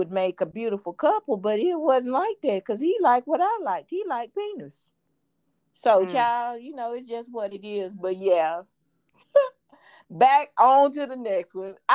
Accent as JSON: {"language": "English", "town": "Houston", "region": "Texas", "country": "United States", "said": "I'm from Fifth Ward"}